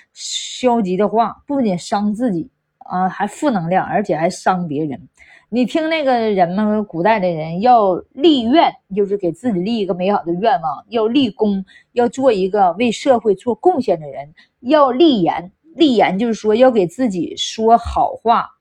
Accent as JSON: {"language": "Chinese", "region": "Northeast China", "country": "China", "said": "我们东北就是那样式儿的，在火炕上睡觉的啊，那还有火炉子呢，对吧？对呀，真是那样式儿的。那谁不是小孩儿在火炕上那个长，长大？那时候俺们东北也冷，你知道吧？没床，没床。一般都是火炕"}